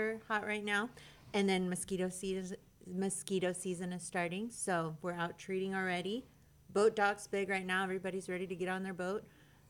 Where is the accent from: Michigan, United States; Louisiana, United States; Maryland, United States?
Louisiana, United States; now in Conroe, United States; I'm from Louisiana, so I love catfish